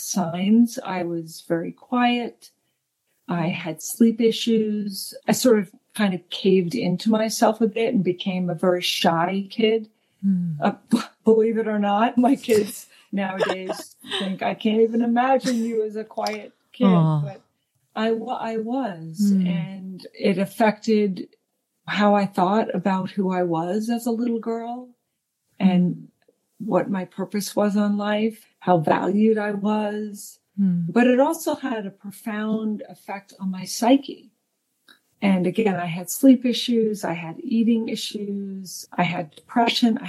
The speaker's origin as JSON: {"language": "English", "area": "Long Island", "region": "New York", "country": "United States", "tie": "born or raised there", "said": "raised in New York on Long Island."}